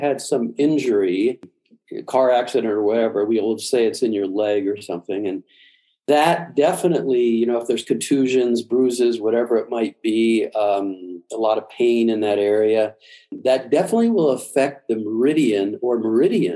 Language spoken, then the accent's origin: English; Midwest, United States; I was brought up in the Midwest, meat and potatoes.